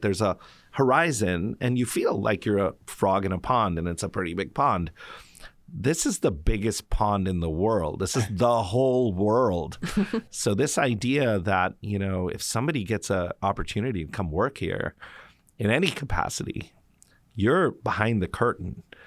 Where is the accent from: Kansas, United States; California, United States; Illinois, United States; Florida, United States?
California, United States; Mountain View; also born or lived in New York; I grew up in Mountain View, California. I was born there